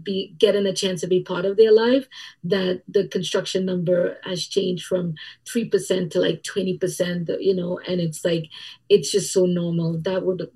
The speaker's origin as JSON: {"language": "English", "country": "Trinidad & Tobago", "tie": "born or raised there", "moved": "yes", "lives_now": "United States", "said": "The way I grew up in Trinidad and Tobago and the way that we are, it's a little bit different"}